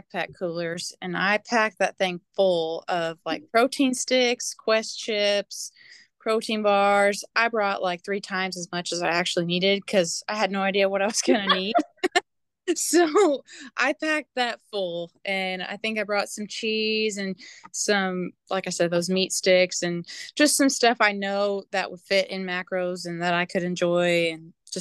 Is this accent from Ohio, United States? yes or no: no; St. Wendel, Indiana, United States; I'm from Southern Indiana in St. Wendell area